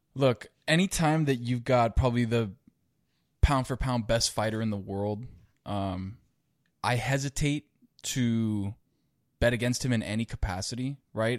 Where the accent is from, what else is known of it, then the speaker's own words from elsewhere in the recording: Miami, Florida, United States; I live in Miami and been born and raised in Miami